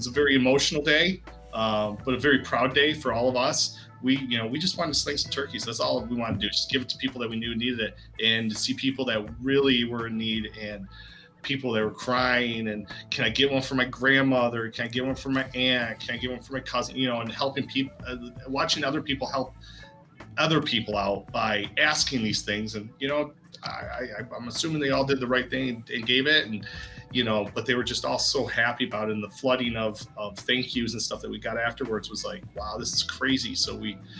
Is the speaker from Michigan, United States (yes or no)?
yes; Davison, Michigan, United States; I'm from Davison, just outside of Flint, about 10 miles outside of Flint